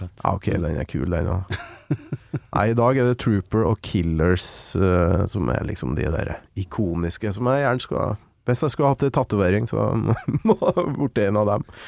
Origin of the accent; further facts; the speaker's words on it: Kolvereid, Trøndelag, Norway; jeg er jo fra Kolvereid